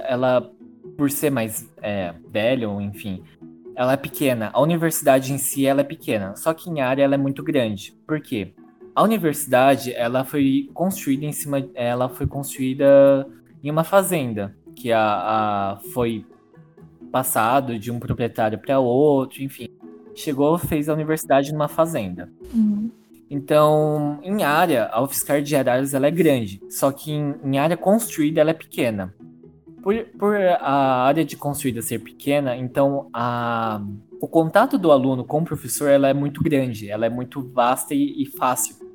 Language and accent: Portuguese; São Carlos, São Paulo, Brazil; also born or lived in Araras; eu sou de São Carlos, tá? Minha mãe mora em São Carlos